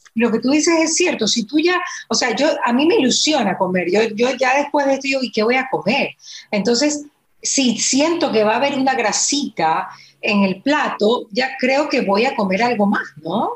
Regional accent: Ecuador; nosotros como ecuatorianos

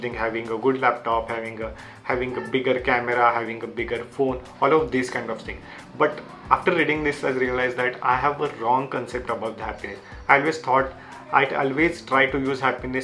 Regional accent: Marathi, Maharashtra, India; English is a second language; my English is not that good because I am from the Marathi background

